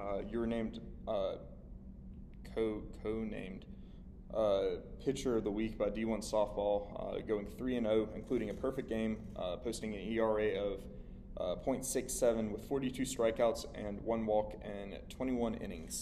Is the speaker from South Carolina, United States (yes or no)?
yes; Anderson, South Carolina, United States; I'm from Anderson